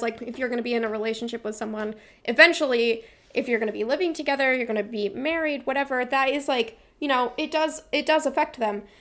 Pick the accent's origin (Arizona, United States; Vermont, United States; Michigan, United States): Vermont, United States; I'm from Vermont.